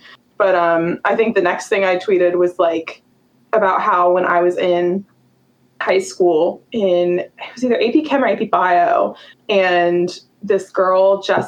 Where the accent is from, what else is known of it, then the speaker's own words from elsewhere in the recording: North Carolina, United States; because I'm from North Carolina and I didn't know any gay people.